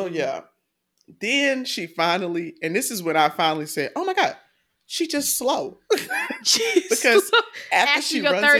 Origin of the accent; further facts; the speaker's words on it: Georgia, United States; I'm not from Atlanta. I'm from DeKalb County.